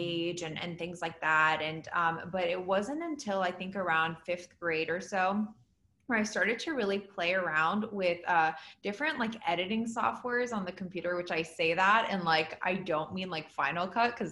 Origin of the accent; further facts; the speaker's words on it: Washington, District of Columbia, United States; moved away as an adult; now in Los Angeles, United States; I grew up on the East Coast in the DC area, and I moved out to LA as soon as I could